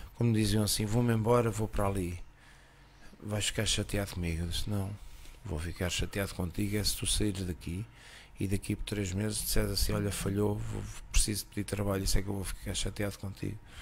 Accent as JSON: {"language": "Portuguese", "town": "Costa da Caparica", "region": "Setúbal", "country": "Portugal", "tie": "born or raised there", "also_born_or_lived": "Spain", "said": "cresci na Costa de Caparica"}